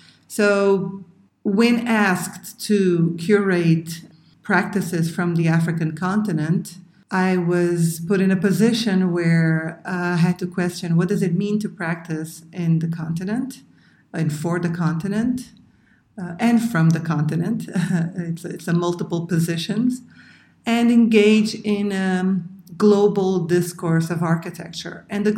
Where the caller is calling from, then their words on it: Cape Verde; the curator of Errant Praxis Project. I'm hailing you from Cabo Verde.